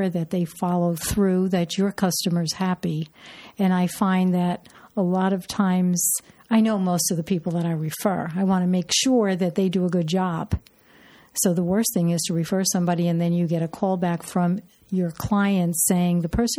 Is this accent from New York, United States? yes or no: yes; New York, United States; moved away; We're both from New York.